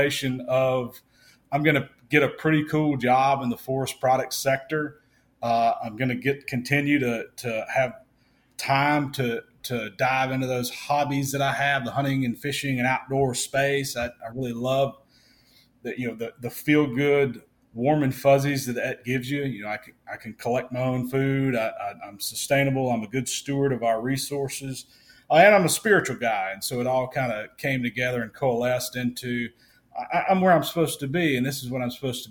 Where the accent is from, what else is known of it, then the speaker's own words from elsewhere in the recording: Vicksburg, Mississippi, United States; also born or lived in Memphis, Tennessee; Vicksburg, Mississippi, which is my hometown